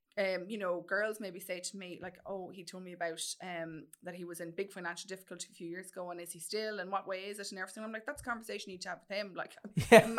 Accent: Mullingar, Westmeath, Ireland; I'm from Mullingar.

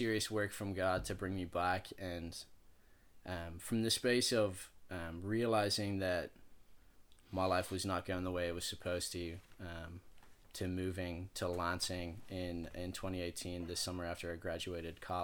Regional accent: Dublin, Leinster, Ireland; moved away; I grew up in Dublin in Ireland, across the pond, Catholic household growing up.

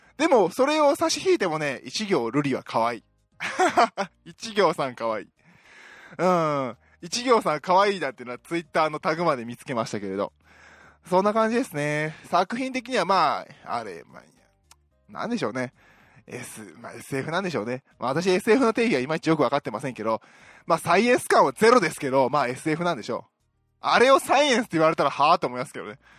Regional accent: Osaka, Japan; 私大阪出身なんですけども

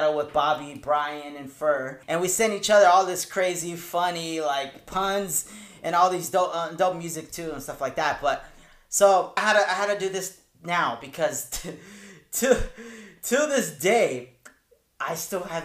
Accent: La Puente, California, United States; also born or lived in Victorville; I'm from La Puente, first from Victorville

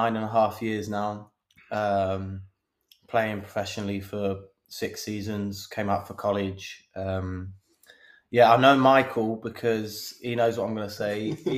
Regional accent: Cornwall, South West England, United Kingdom; moved away; both my mum and dad are from London. My dad's a West Ham fan. Growing up in that area, obviously I was born down in Cornwall

